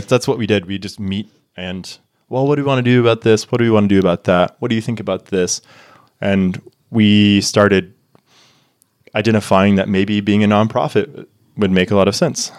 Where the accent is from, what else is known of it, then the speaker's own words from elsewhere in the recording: Tyler, Texas, United States; moved away as an adult; now in Niseko, Japan; my hometown trails. Uh, shout out Tyler, Texas